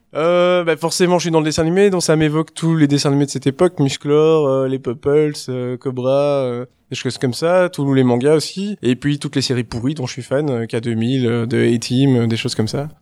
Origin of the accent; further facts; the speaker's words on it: Brussels, Brussels-Capital Region, Belgium; Je suis né en 1979, en février, en Belgique. Je suis bruxellois